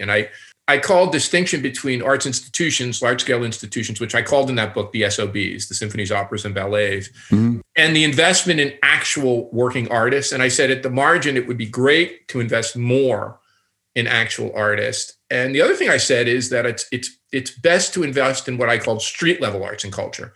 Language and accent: English; Newark, New Jersey, United States; now in Toronto, Canada; I'm a kid from Newark, and um, if you guys know Newark, it's a city outside of New York City that's been very depressed